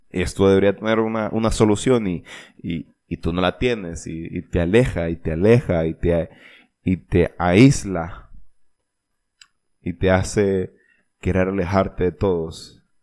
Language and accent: Spanish; Olancho, Honduras; más que todo de donde yo soy en Olancho se dice, lo he escuchado mucho y es que pues al menos seguimos respirando.